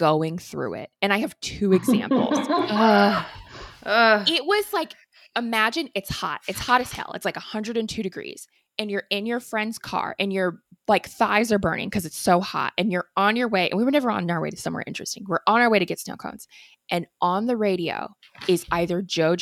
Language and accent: English; Missouri, United States; I grew up in Missouri